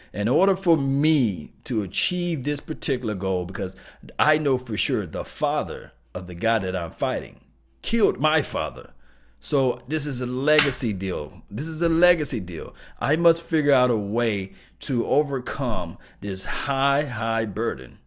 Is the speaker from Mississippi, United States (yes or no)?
yes; Mississippi, United States; I'm from Mississippi, you know, I'm from country town